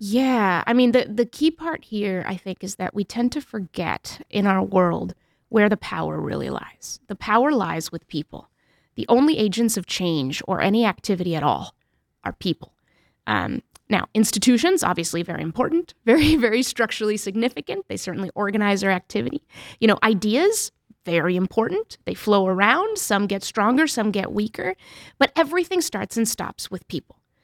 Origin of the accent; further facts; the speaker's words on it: New Hampshire, United States; also born or lived in Mexico; I grew up in New Hampshire for the most part, and we spoke Spanish as a family